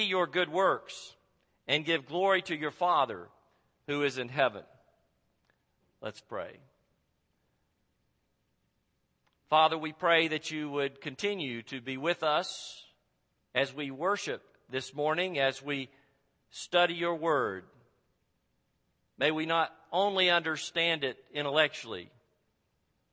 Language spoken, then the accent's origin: English; Chattanooga, Tennessee, United States; moved away as an adult; also born or lived in Greenville, South Carolina / St. Louis, Missouri / Marietta, Georgia / Lincolnton, North Carolina; God has taken me from Chattanooga. This is my hometown.